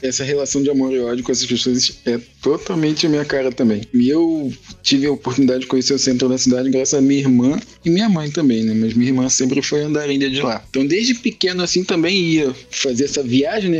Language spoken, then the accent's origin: Portuguese; Rio de Janeiro, Brazil; Eu vivi a vida inteira no Gouveia, né? Até os 15 anos